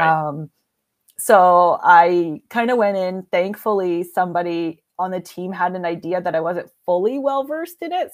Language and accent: English; British Columbia, Canada; moved away as an adult; also born or lived in Alberta; I decided that I didn't wanna be in British Columbia anymore, so I'm Canadian.